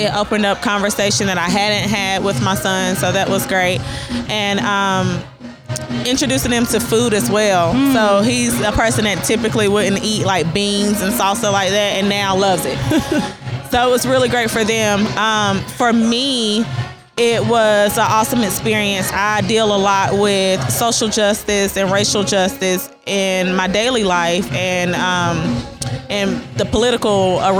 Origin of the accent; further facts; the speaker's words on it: Asheville, North Carolina, United States; I am from Asheville, North Carolina.